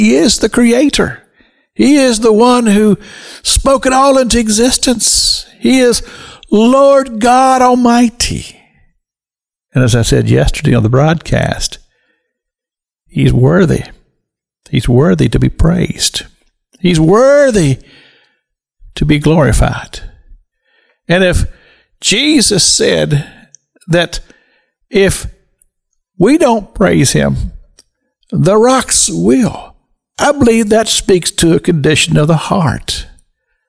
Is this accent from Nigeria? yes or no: no; Kentucky, United States; now in Florida, United States; I grew up in Kentucky, in the Dobbs region of Kentucky. It's hill country